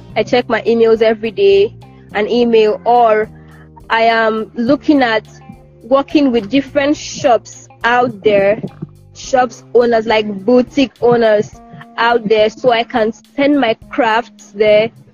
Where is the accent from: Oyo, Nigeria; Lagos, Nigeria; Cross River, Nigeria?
Cross River, Nigeria; Calabar; as a Nigerian student